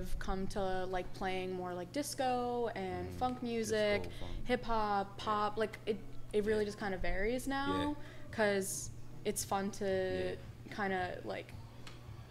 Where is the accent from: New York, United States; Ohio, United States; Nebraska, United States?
New York, United States; New York City; also born or lived in Bushwick, Brooklyn; I'm from Far Rockaway